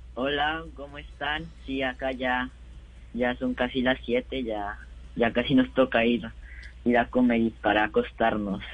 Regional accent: Bogotá, Colombia; nací en Bogotá y vivo en Bogotá con, con mi papá y mi mamá y mi hermana

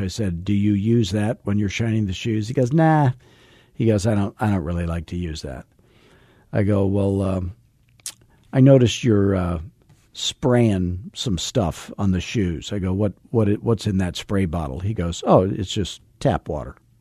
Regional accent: Arizona, United States; I'm from Arizona where everything's like fourteen years old and painted beige

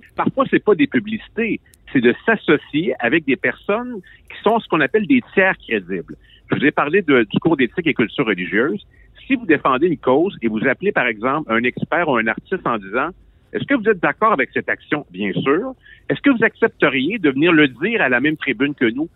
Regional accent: Quebec, Canada; Je suis un Québécois

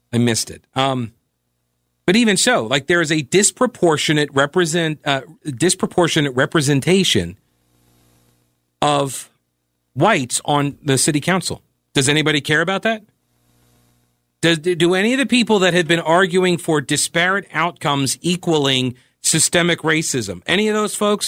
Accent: Long Island, New York, United States; also born or lived in Western North Carolina; now in Charlotte, United States; I grew up on Long Island

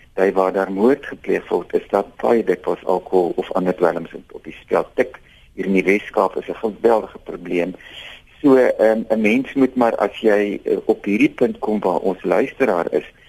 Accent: Robertson, Western Cape, South Africa; ek kom van Robertson af

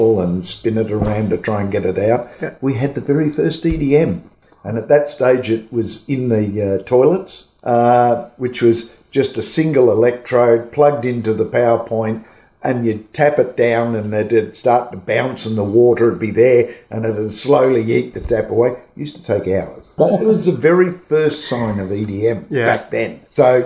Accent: Australia; I'm an Aussie

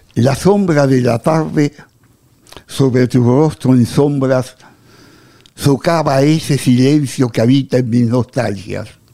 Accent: Buenos Aires, Argentina; Los porteños somos seres muy generosos.

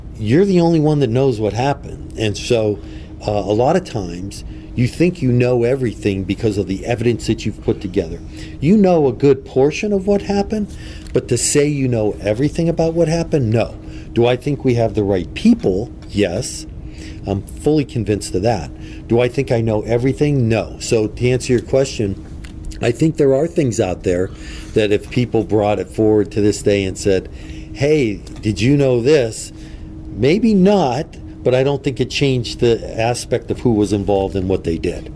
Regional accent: Erie, Pennsylvania, United States; I'm born and raised in Erie.

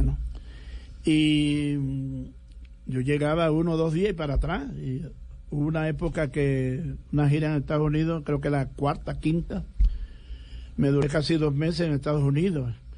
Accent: Costeño, Caribbean coast, Colombia; un tosteño bastante raro

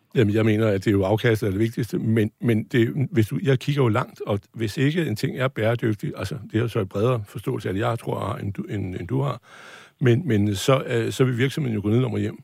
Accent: North Jutland, North Denmark Region, Denmark; Jeg er nordjyde

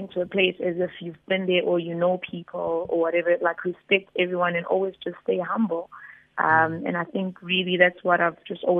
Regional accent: Tugela River area, KwaZulu-Natal, South Africa; moved away; I'm in Singa, but that river is the river that passes in my hometown.

